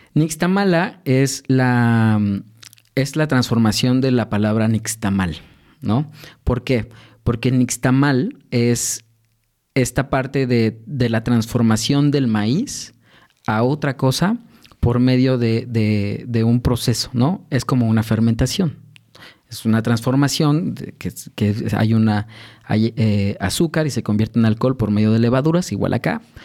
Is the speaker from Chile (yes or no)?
no; Mexico City, Mexico; soy originario de la Ciudad de México, particularmente de, Santa Fe